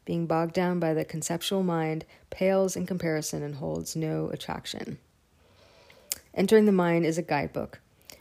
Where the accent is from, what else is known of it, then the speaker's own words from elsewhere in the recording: Woodacre, California, United States; I grew up in Woodacre, where Spirit Rock is.